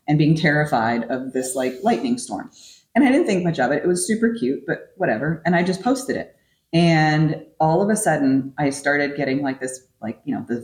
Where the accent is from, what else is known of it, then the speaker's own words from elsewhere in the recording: California, United States; moved away; my hometown apparently is overrun with wild turkeys now